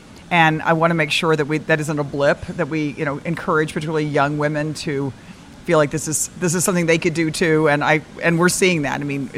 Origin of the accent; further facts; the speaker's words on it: Dallas, Texas, United States; moved away; also born or lived in Austin, Texas; I grew up in Dallas